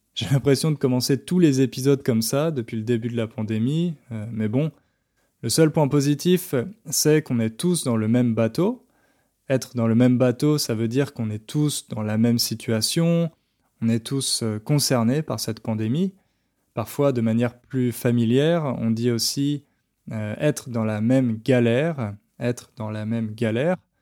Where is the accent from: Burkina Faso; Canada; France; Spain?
France